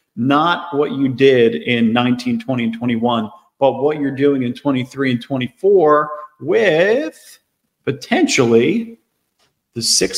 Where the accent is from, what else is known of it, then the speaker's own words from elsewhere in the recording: Philadelphia, Pennsylvania, United States; growing up in the Philadelphia market